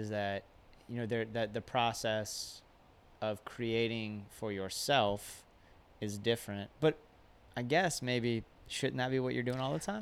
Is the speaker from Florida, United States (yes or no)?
yes; Ocala, Florida, United States; also born or lived in Jacksonville; I grew up in Central Florida